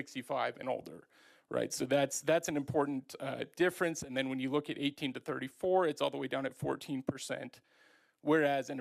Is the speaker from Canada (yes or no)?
no; Longmont, Colorado, United States; I grew up in Longmont, graduated from Longmont High in 2005